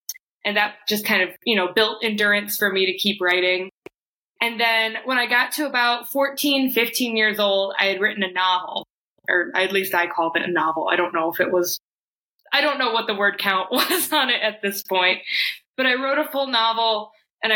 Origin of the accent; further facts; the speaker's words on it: Watertown, New York, United States; now in Rochester, United States; I grew up in Watertown, New York